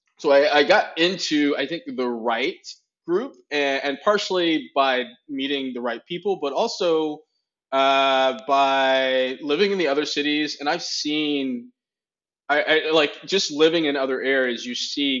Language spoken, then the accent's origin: English; Indianapolis, Indiana, United States; also born or lived in Nashville, Tennessee / Miami / San Diego / Los Angeles; now in Portland, United States; Indianapolis, Indiana, which is my hometown